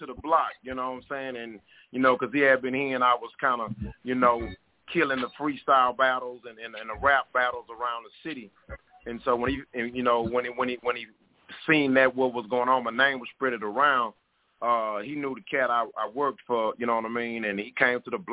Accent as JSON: {"language": "English", "town": "Houston", "region": "Texas", "country": "United States", "said": "I'm from Houston, Texas"}